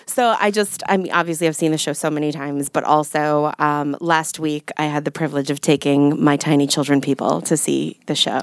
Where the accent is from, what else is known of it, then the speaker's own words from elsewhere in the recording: New York, United States; I'm a New Yorker